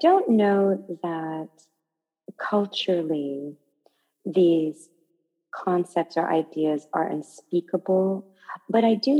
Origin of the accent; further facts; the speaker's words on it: United States; I know that in the American culture that I have grown up in, and I'm American as well as being Japanese